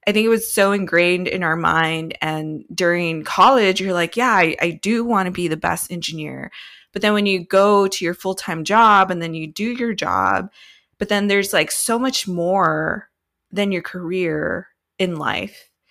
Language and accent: English; California, United States; I'm born and raised in California